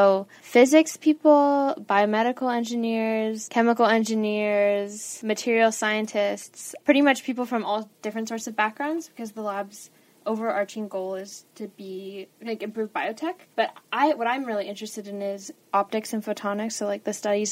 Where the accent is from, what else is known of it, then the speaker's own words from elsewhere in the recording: Albuquerque, New Mexico, United States; moved away as an adult; now in Los Angeles, United States; I'm a sophomore studying electrical engineering, and I'm from Albuquerque, New Mexico